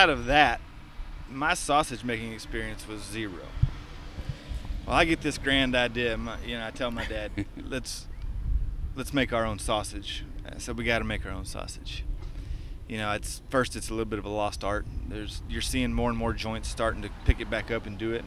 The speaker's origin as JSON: {"language": "English", "region": "East Texas", "country": "United States", "moved": "yes", "lives_now": "Hutto, Texas, United States", "said": "I'm from East Texas, so I'm a redneck myself."}